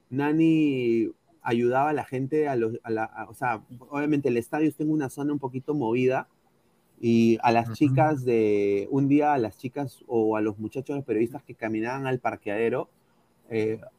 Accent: Peru; O sea, yo soy peruano, sí.

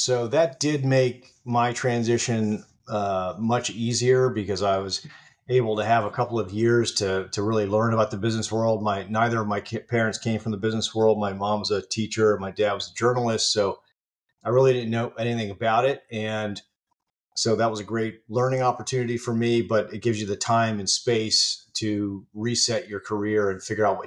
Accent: Virginia, United States; I grew up in Virginia

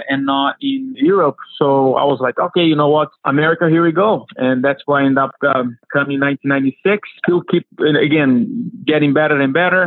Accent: Brazil; born or raised there; moved away

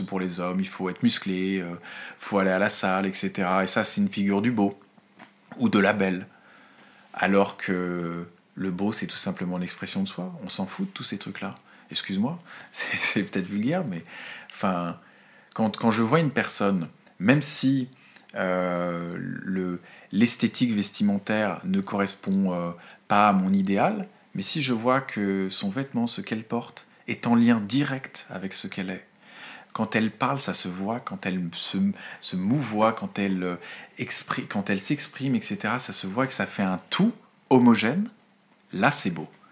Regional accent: France; chez nous en France

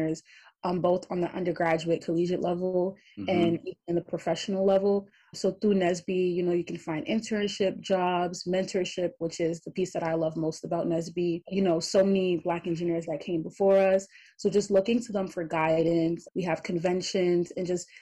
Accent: New York City, New York, United States; moved away as an adult; now in Buffalo, United States; I'm originally from Brooklyn, New York

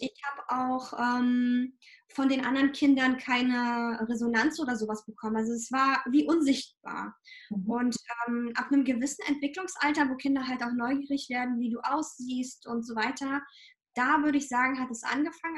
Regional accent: Ukraine; moved away; ich komme ursprünglich aus der Ukraine

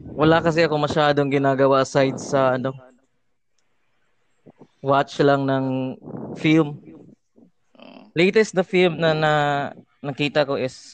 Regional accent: Davao City, Davao Region, Philippines; Taga ano ako, Mindanao, Davao City.

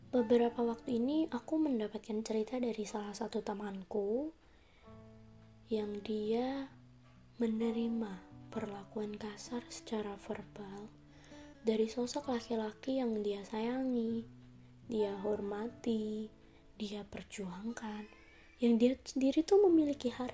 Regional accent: Semarang, Central Java, Indonesia; Asal aku dari Semarang

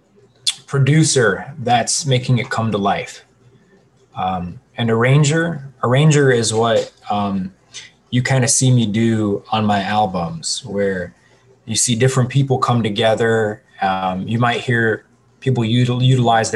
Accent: Cleveland, Ohio, United States; I am born and raised in the west side of Cleveland, Ohio

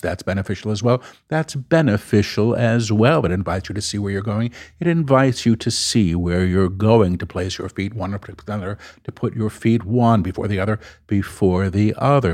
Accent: New York City, New York, United States; I'm a New Yorker.

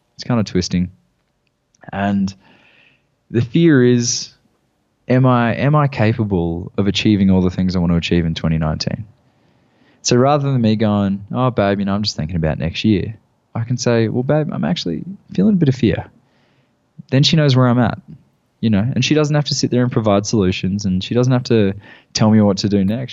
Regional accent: Gold Coast, Queensland, Australia; moved away as an adult; I had a gym in my hometown on the Gold Coast

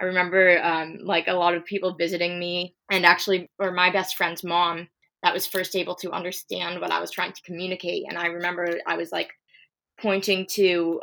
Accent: California, United States; I'm from California

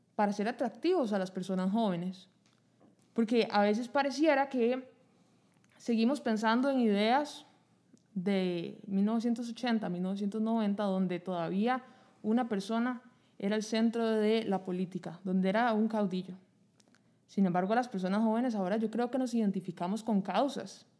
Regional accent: Costa Rica; como costarricenses

